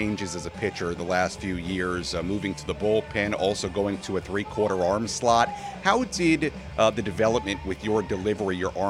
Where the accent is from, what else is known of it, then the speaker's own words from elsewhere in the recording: Hewlett, New York, United States; as a native New Yorker what my favorite pizzeria is, I always say Pizza Place in Hewlett, New York, right around where I grew up.